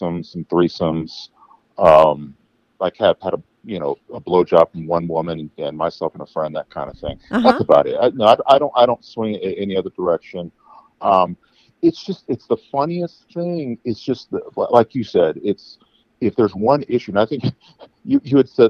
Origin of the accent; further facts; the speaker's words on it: Midwest, United States; I grew up in the Midwest in the 80s.